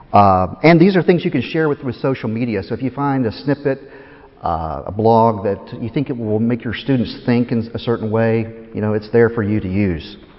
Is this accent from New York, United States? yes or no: no; Tennessee, United States; moved away as an adult; also born or lived in Chattanooga, Tennessee; now in Philadelphia, United States; I'm from Tennessee